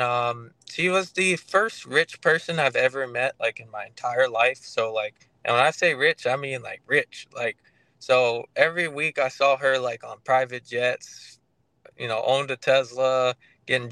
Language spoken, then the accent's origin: English; St. Croix, U.S. Virgin Islands; now in Tampa, United States; I live in Tampa, Florida, but I'm originally from St. Croix, just a small little island in the U.S. Virgin Islands